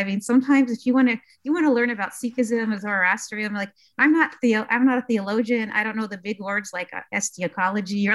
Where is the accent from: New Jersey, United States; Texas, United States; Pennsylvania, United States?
Pennsylvania, United States; Pittsburgh; also born or lived in Iraq; I actually grew up in Squirrel Hill, Pittsburgh, in Mr. Rogers' neighborhood